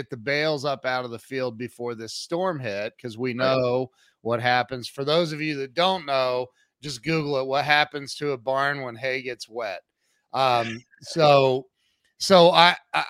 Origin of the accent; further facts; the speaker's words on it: Ohio, United States; I grew up in a little tiny town as well in Ohio.